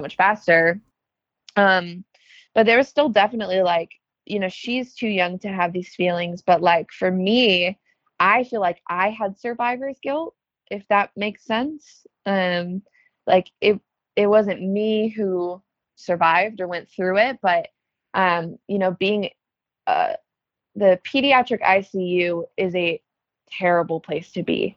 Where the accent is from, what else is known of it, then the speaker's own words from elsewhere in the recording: Chicago, Illinois, United States; also born or lived in Los Angeles; I'm from Chicago. Um, I lived in LA at one point. Went back to Chicago